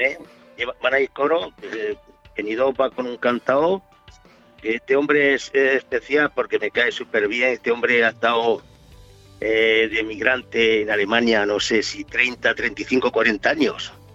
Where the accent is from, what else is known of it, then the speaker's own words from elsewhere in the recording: Andalusia, Spain; now in Alicante, Spain; Andalucía, que es mi tierra